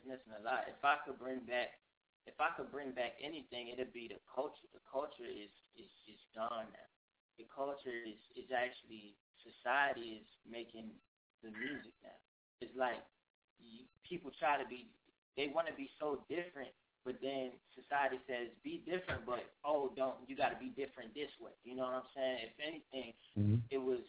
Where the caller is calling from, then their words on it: Richmond, Virginia, United States; I'm calling straight from Richmond, Virginia, live in the heart of the city. 804, we here.